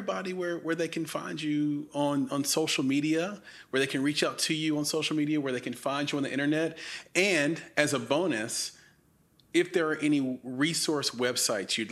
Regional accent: Nashville, Tennessee, United States; Nashville, my hometown

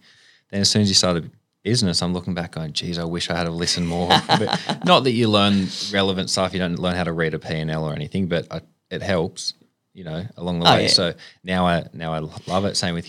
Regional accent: Sydney, New South Wales, Australia; I grew up on the Northern Beaches.

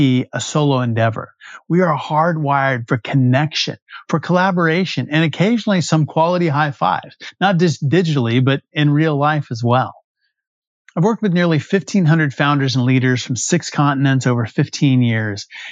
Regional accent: West Texas, United States; I'm from Friday Night Lights country in West Texas

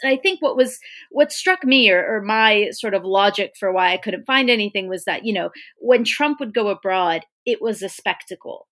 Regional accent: United States; an American looking

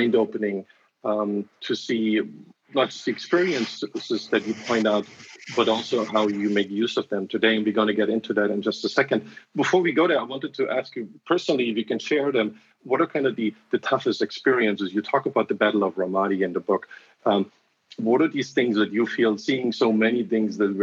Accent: Germany; now in San Francisco, United States; I grew up in Germany, and you know, I grew up in a lot of this Nazi shame

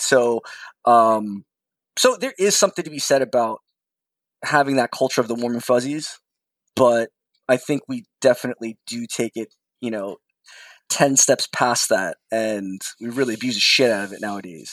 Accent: New York, United States; I'm a New Yorker through and through

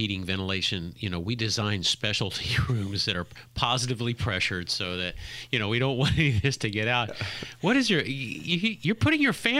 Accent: Indiana, United States; I'm from Indiana.

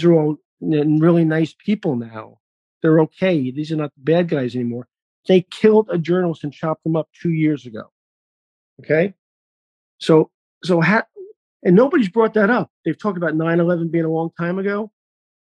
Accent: New York, United States; moved away; I'm a New Yorker

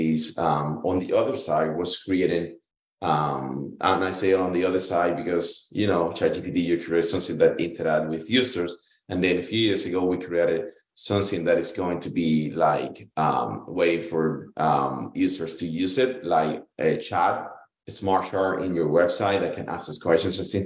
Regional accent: Cuba; moved away as an adult; I was born in Cuba. You know, I went to school all the way to college in there.

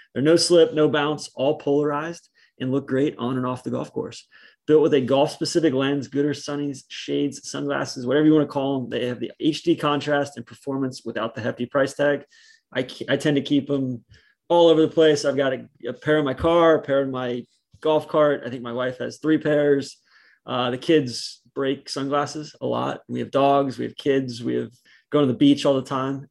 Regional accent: Atlanta, Georgia, United States; moved away as an adult; now in Boston, United States; I grew up in Atlanta and that was such a suburban

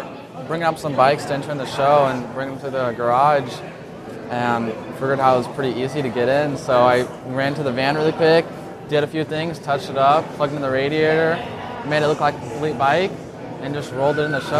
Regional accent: Southern California, United States; I'm from Southern California.

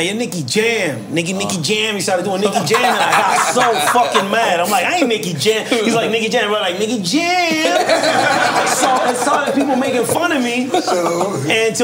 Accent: San Juan, Puerto Rico; moved away; also born or lived in Cataño, Puerto Rico / Colombia; I was raised in Barrio Obrero, where … from. Mm. Santurce, the real hood

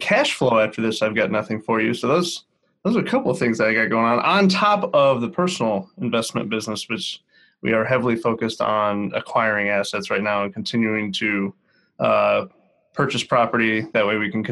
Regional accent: Northeast Ohio, United States; I am from Northeast Ohio.

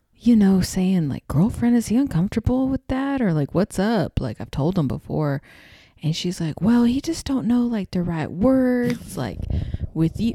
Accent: Texas, United States; accent: southern; now in Los Angeles, United States; I'm in Texas. My accent comes out.

